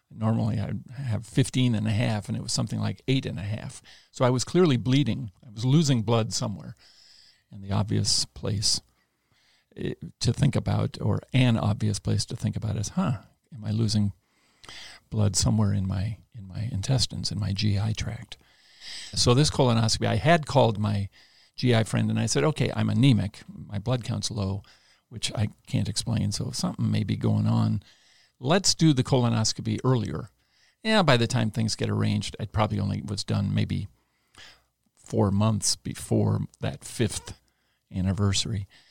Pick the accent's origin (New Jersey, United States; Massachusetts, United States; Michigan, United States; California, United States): California, United States; Los Angeles; I grew up in the Los Angeles area